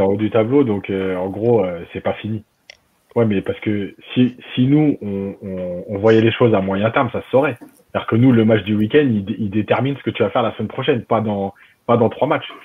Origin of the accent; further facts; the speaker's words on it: Algeria; chez nous en Algérie